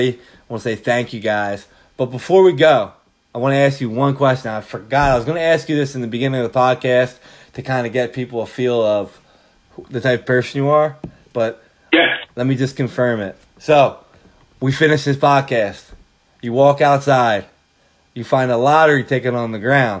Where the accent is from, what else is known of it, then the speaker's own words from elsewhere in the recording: Philadelphia, Pennsylvania, United States; I'm from Philly